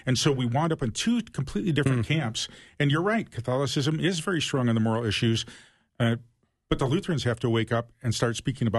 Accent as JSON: {"language": "English", "town": "Toledo", "region": "Ohio", "country": "United States", "tie": "born or raised there", "said": "So I grew up in Toledo, Ohio. And I'm talking 50s and 60s."}